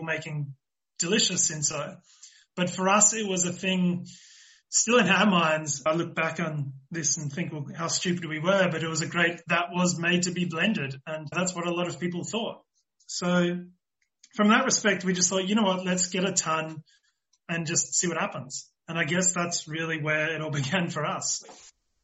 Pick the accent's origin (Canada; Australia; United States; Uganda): Australia; now in South Africa; I'm the Australian side